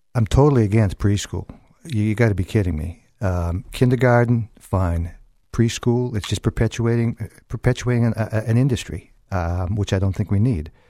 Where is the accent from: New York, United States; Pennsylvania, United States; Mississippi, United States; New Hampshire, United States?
New Hampshire, United States; Manchester; I grew up in South Manchester